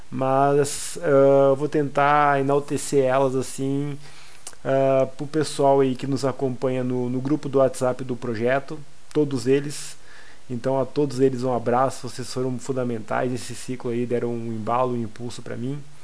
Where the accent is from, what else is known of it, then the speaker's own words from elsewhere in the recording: Passo Fundo, Rio Grande do Sul, Brazil; sou de Passo Fundo